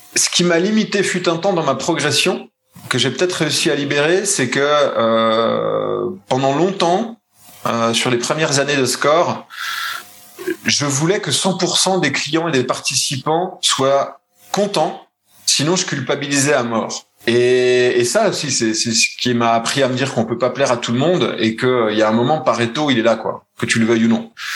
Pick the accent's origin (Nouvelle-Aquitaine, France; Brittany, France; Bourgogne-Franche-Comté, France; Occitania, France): Bourgogne-Franche-Comté, France; Besançon; moved away as an adult; now in Switzerland; je suis né à Besançon